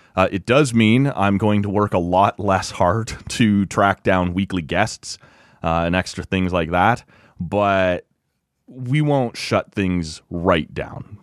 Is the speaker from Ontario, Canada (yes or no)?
yes; Kawarthas, Ontario, Canada; I grew up in the Kawarth as, you know, every weekend we'd be boating or cottaging or camping